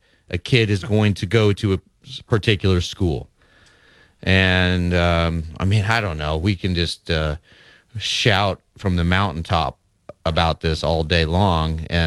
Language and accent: English; Lincoln, Nebraska, United States; my hometown, Lincoln, Nebraska